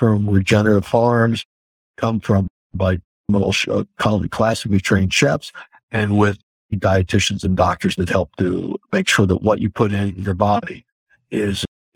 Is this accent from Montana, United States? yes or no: no; Woodstock, New York, United States; moved away as an adult; also born or lived in Texas; now in Woodstock, Connecticut, United States; I grew up in Woodstock, New York, headed to California, ended up in Texas